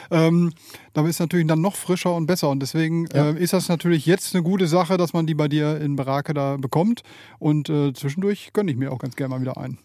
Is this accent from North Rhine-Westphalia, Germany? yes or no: yes; Bielefeld, North Rhine-Westphalia, Germany; ich komme aus Bielefeld, äh, da wohne ich jetzt schon seit 47 Jahren